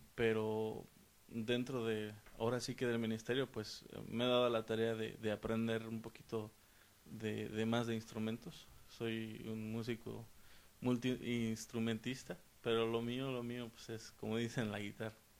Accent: San Luis Potosí, Mexico; moved away; vengo del estado de San Luis Potosí de México

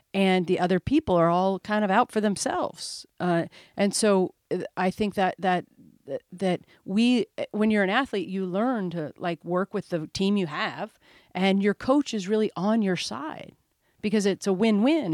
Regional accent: Omaha, Nebraska, United States; I'm from Omaha, Nebraska

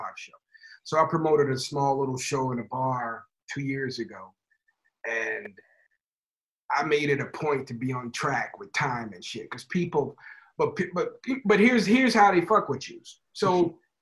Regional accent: Chicago, Illinois, United States; I'm from Chicago

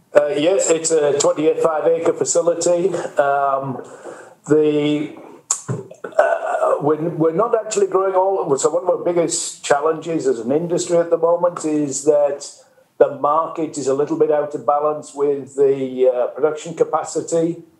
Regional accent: the north of England, United Kingdom; moved away as an adult; also born or lived in Mexico; now in United States; you guess from my accent, I come originally from the north of England, but I've uh, came to work in the US more than 30 years ago

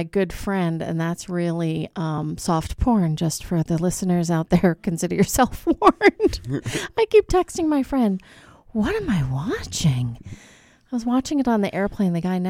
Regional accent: New York, United States; Well, that's just because I was brought up on Long Island.

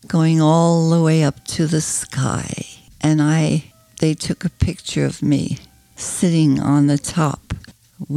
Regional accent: Germany; moved away; also born or lived in Jersey City, New Jersey; I was born in Germany

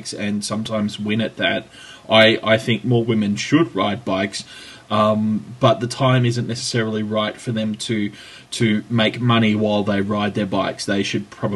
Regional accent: Australia; here in my home country

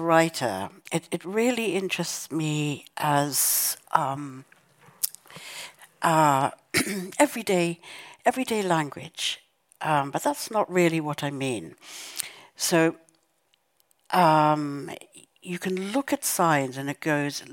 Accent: South Africa; growing up in South Africa and the violence of apartheid

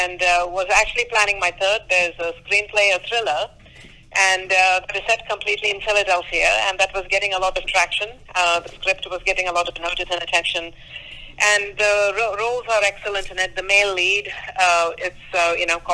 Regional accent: India; now in Los Angeles, United States; I'm an Indian woman. I was raised by very strong Indian women

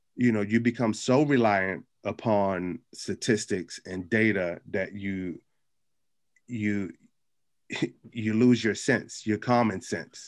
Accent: Capitol Heights, Maryland, United States; growing up in Capitol Heights

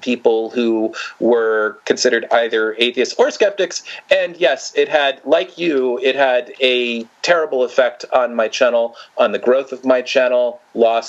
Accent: New York, United States; now in Florida, United States; I came from New York, came from a very open-minded

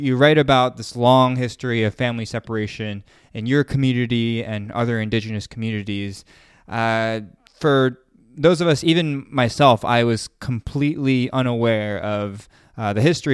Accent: United States; growing up in the States

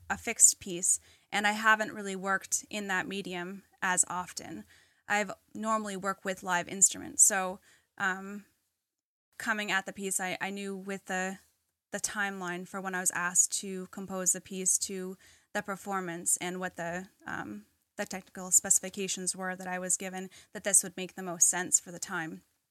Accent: Jaffrey, New Hampshire, United States; my hometown in Jaffrey, New Hampshire

